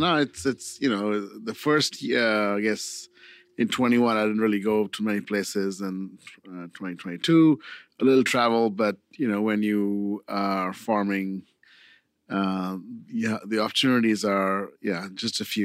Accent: India; now in Cambria, United States; I'm from India

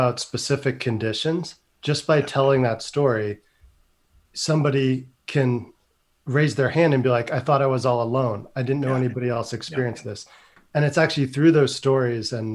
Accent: Northern California, United States; growing up in Northern California

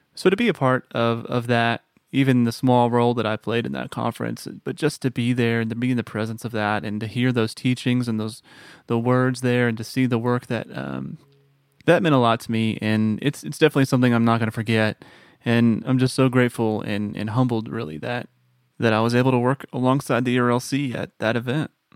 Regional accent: Texas, United States; moved away as an adult; now in Tennessee, United States; Born and raised in Texas

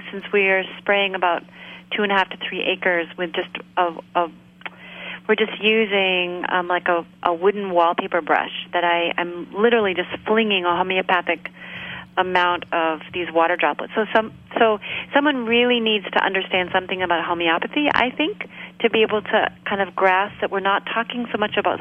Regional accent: Maine, United States; I grew up here in Maine. I grew up in a really rural area

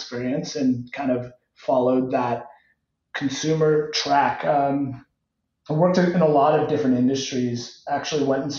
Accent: Cupertino, California, United States; moved away as an adult; also born or lived in New York City, United States; now in Austin, United States; Yeah, so I grew up in Cupertino

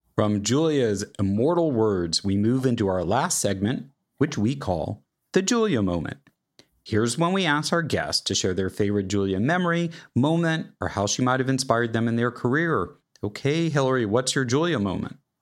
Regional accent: Kansas City, United States; I grew up in Kansas City

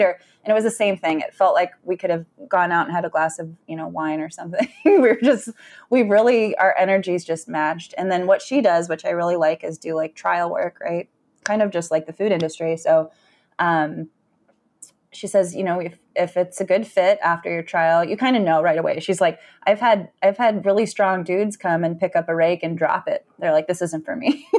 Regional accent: San Francisco, California, United States; moved away as an adult; now in Ann Arbor, United States; I grew up in Northern California

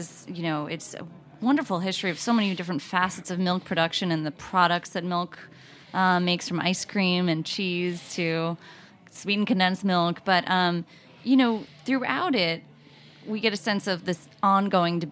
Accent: United States; Growing up in America, you know, in the last century or so, we were drilled into this idea of milk does a body good

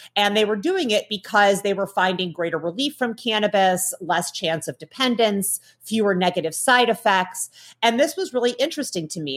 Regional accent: Midwest, United States; I grew up in the Midwest in the nineteen nineties

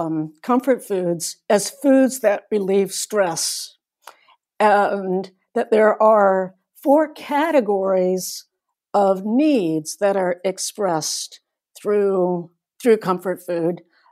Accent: North Carolina, United States; also born or lived in Asia; now in Midwest, United States; I'm from North Carolina originally. I now live in the Midwest. I've actually lived all over Asia when I was growing up, with a number of other countries.

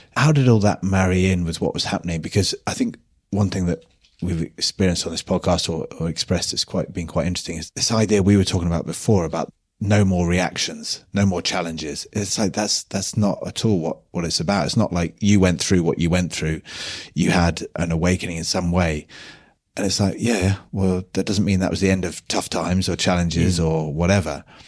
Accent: United Kingdom; being British

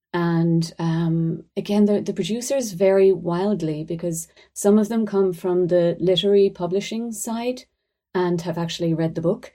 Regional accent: Ireland

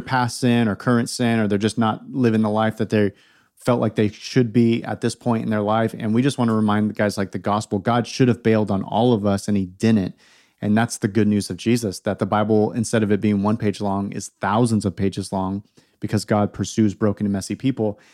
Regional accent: California, United States; also born or lived in Oregon / Portland; now in South Carolina, United States; I was born and raised in California.

